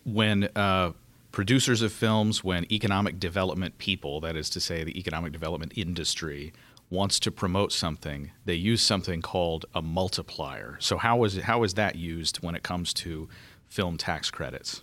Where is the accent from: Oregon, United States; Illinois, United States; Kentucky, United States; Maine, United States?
Kentucky, United States; my home state of Kentucky